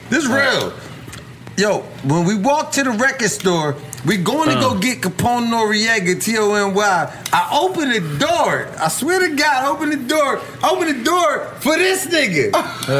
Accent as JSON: {"language": "English", "town": "Philadelphia", "region": "Pennsylvania", "country": "United States", "said": "In Philly, you know, I'm from North"}